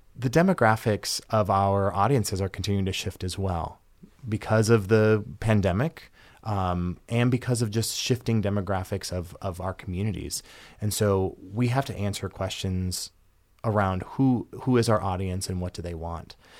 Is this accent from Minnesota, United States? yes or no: yes; Minnesota, United States; moved away as an adult; now in Michigan, United States; my home state is Minnesota